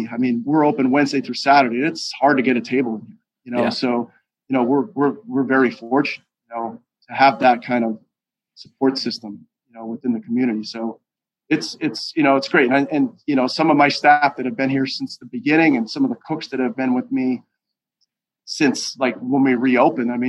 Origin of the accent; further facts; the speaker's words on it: Pittston, Pennsylvania, United States; I'm growing up in Pittston I never heard words